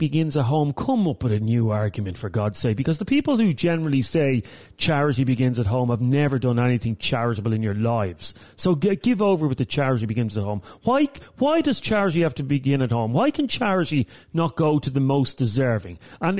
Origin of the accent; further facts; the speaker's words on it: Ireland; For us as Irish people, it's a bit rich to talk about terrorism. I mean, we've produced more terrorists than a lot of countries.